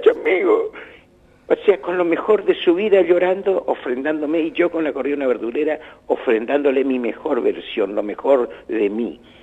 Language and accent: Spanish; Argentina; que soy tan argentino